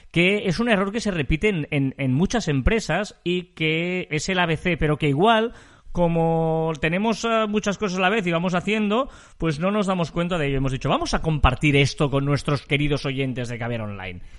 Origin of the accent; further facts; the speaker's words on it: Scotland, United Kingdom; Yo soy muy escocés, ya lo sabes, y por lo tanto es muy, muy feliz.